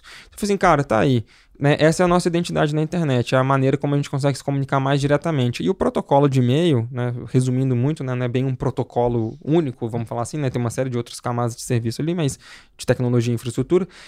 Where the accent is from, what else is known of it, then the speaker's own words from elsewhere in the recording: Belo Horizonte, Minas Gerais, Brazil; eu sou de Belo Horizonte, né? Nascido e criado lá